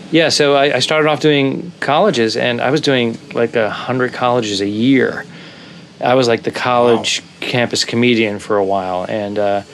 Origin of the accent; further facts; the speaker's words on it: Rhode Island, United States; moved away; also born or lived in Boston / New York City; I lived in Boston for many, many years, but I'm originally from Rhode Island